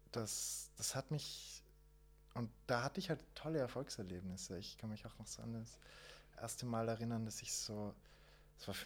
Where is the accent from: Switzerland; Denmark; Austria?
Austria; Waldviertel, Lower Austria; Bei uns im Waldviertel